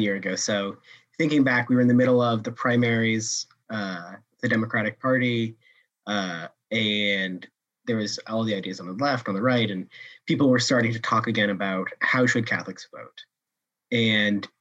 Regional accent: Atlanta, Georgia, United States; now in Boston, United States; I'm originally from Atlanta, Georgia. I grew up there

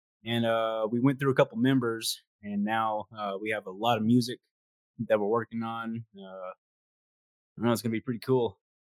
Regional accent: Knoxville, Tennessee, United States; We're from Knoxville, Tennessee, too, not Memphis.

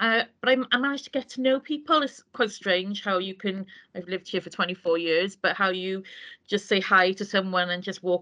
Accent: Wales, United Kingdom; I'm not a Welsh speaker the way I'm Welsh

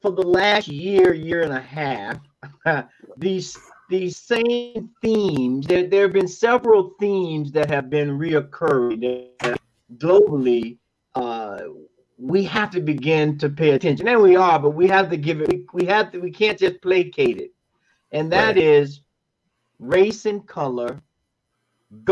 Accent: Florida, United States; I'm from Florida

